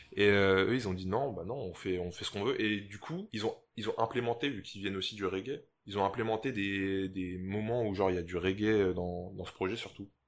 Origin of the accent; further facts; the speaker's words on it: St. Martin; on est français à Saint-Martin